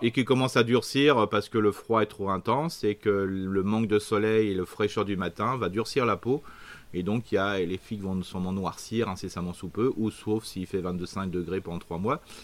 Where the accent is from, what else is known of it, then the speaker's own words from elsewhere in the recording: Isère, Auvergne-Rhône-Alpes, France; je suis né dans l'Isère